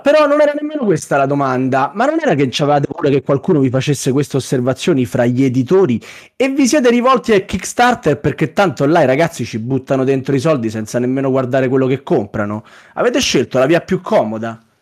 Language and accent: Italian; Rome, Lazio, Italy; come facciamo noi a Roma